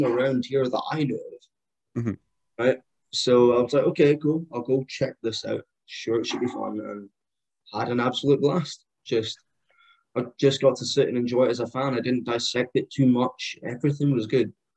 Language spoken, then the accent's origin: English; Scotland, United Kingdom; born or raised there; also born or lived in Liverpool; now in Perth, United Kingdom